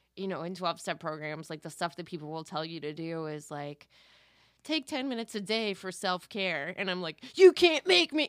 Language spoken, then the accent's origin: English; Valencia, California, United States; I grew up in Valencia.